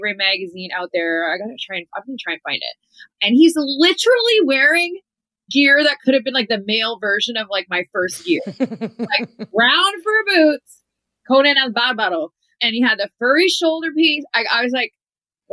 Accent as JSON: {"language": "English", "country": "Canada", "also_born_or_lived": "Mexico", "moved": "as an adult", "said": "I'm a girl from Canada, but I learned so much from my time there."}